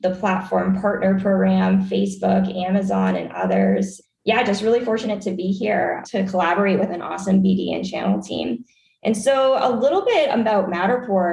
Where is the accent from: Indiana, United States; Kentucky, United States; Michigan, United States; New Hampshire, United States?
New Hampshire, United States; moved away; also born or lived in Washington, D.C. / Bay Area, California; I'm originally from the East Coast. I grew up in New Hampshire